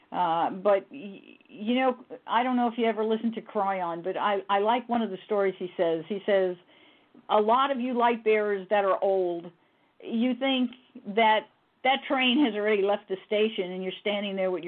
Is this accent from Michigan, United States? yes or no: no; New York City, New York, United States; born or raised there; also born or lived in Yonkers, New York